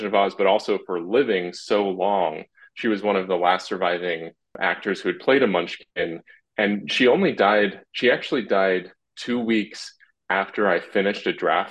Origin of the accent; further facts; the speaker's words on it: Salt Lake City, Utah, United States; I was in a non-Mormon family, but we grew up in Salt Lake City